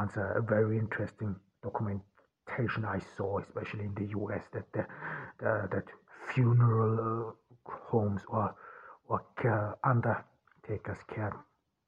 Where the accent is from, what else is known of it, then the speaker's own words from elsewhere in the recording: Ordu, Turkey; I am here in Turkey, in Ordu, my hometown